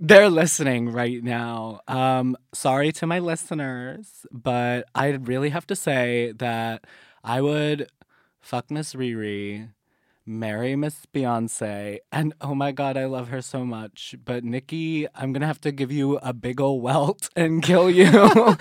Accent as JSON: {"language": "English", "town": "Waxhaw", "region": "North Carolina", "country": "United States", "moved": "yes", "said": "I'm from the wonderful, sometimes backwater town of Waxhaw, North Carolina."}